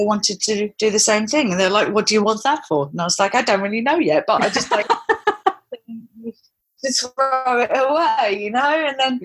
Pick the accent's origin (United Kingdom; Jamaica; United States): United Kingdom; London; also born or lived in Cornwall; now in Isle of Wight, United Kingdom; I'm from London originally